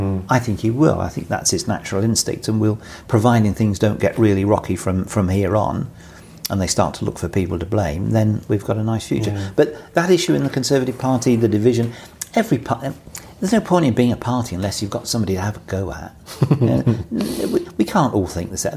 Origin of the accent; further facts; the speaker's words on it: Bury, North West England, United Kingdom; born or raised there; moved away as an adult; also born or lived in Manchester / London